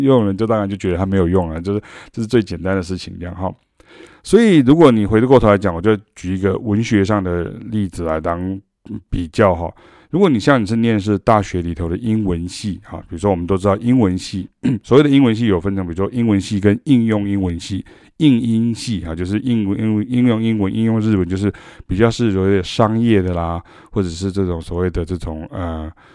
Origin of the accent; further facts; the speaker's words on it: Taiwan; 因为我们是台湾人